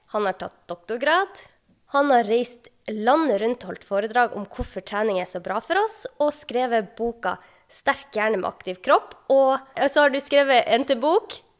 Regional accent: Sortland, Nordland, Norway; jobba jeg selv som fastlege på Sortland i hjembyen min

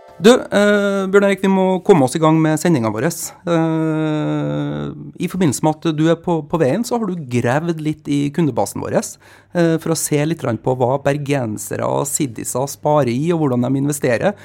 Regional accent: Trondheim, Trøndelag, Norway; moved away; Når jeg er hjemme i Trondheim, så leser jeg jo Adresseavisa

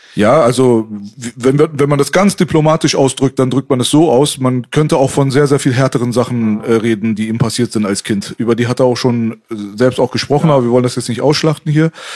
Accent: Metzingen, Baden-Württemberg, Germany; now in Berlin, Germany; ich komme aus Metzingen

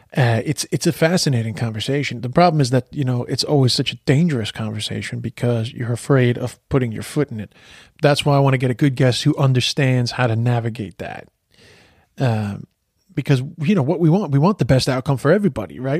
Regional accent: United States; moved away; I'm from the States

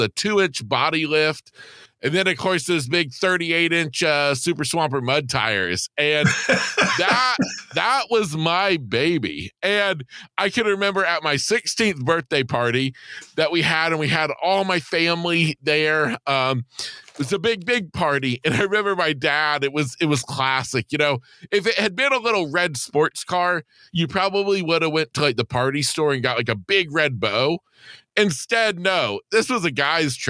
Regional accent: Florida, United States; I grew up in Florida, still live in Florida

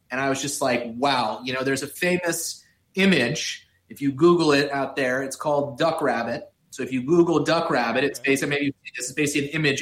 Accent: Miami, Florida, United States; growing up in Miami

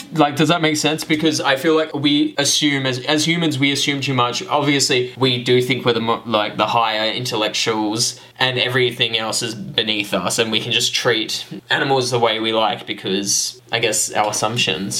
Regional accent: Australia; we're Australian.

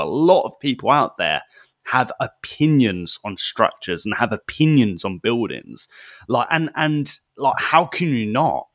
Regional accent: United Kingdom; I'm a Brit

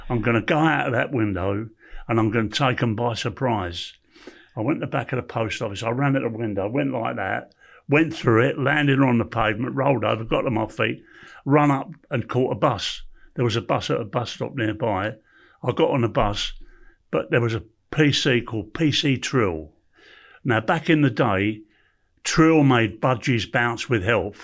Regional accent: London, United Kingdom; I was born in Camden Town

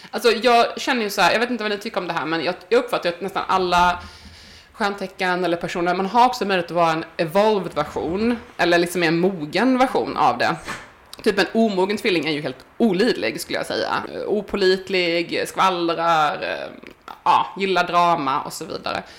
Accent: Sweden; jag föddes i Småland

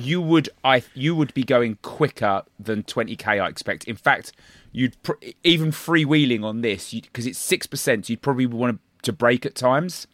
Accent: Ireland; Speaking as an Irishman

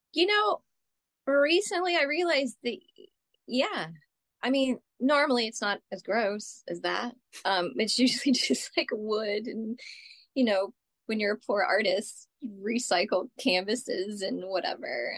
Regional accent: Texas, United States; moved away as an adult; now in New York, United States; I grew up in Texas

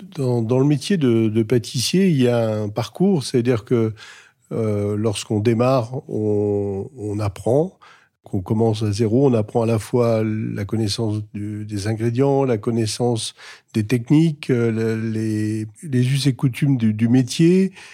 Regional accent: Alsace, Grand Est, France; est située en Alsace, à Wittenheim, donc dans ma région natale

